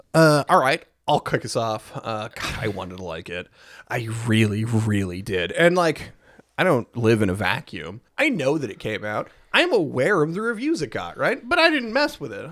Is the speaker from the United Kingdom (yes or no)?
no; United States; as an American